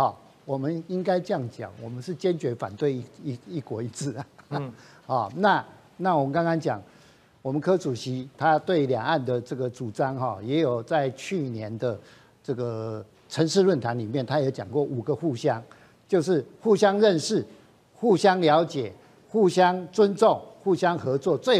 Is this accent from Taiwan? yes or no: yes; Taiwan; 大家百分之七十以上的我们台湾人哈，还是希望这个维持现状啊。